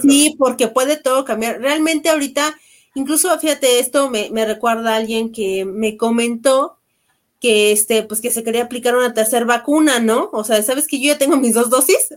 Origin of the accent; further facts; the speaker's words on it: Mexico; como buenos mexicanos